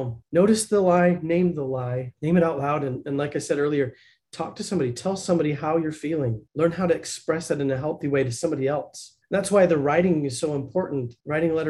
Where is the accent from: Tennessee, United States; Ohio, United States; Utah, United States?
Utah, United States; Blanding; now in Lehi, United States; I grew up in the Four Corners area in a little teeny tiny town called Blanding.